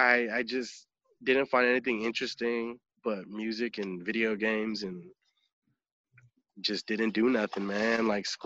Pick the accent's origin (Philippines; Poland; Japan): Philippines; I'm Filipino, so if you have a little bit of rhythm in the Filipino family, they call you out every party